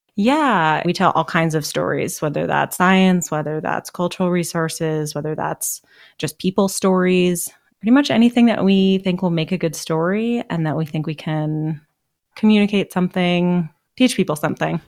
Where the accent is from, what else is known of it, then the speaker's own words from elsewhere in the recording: Seattle, Washington, United States; also born or lived in Boston; I mostly grew up in Seattle, although I was born in Boston